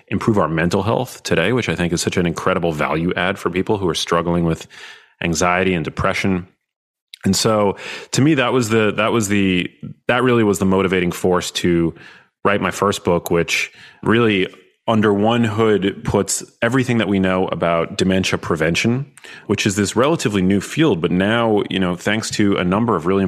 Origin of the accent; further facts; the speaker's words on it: New York, United States; I'm from New York.